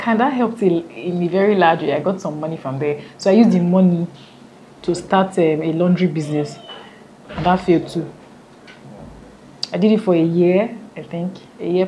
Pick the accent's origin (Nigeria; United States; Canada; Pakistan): Nigeria; Benin City, Edo; I did everything in Benin